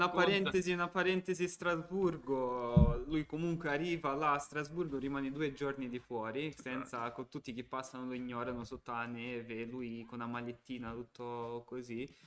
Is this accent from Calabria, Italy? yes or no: yes; Calabria, Italy; dando addosso ai calabresi calabresi perché calabrese sono calabrese quindi esatto perché